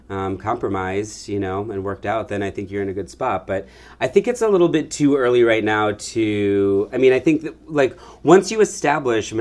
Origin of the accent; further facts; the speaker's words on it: Michigan, United States; now in San Francisco, United States; I'm from Michigan